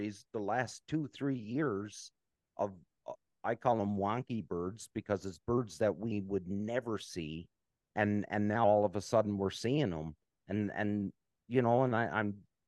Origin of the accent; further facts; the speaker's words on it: Canada; I'm from Canada